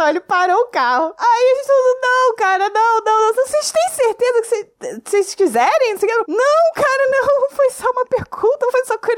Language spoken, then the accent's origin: Portuguese; Rio de Janeiro, Brazil; Mas eu sou carioca.